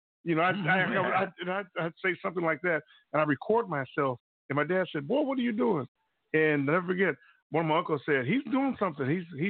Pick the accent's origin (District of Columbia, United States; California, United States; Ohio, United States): California, United States; Bay Area; growing up in the Bay Area